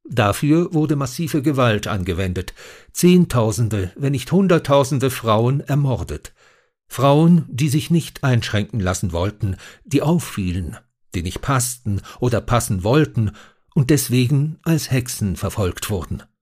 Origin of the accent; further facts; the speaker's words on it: Switzerland; in der Annahme, dass ich als Schweizer Experte für die Schweiz sei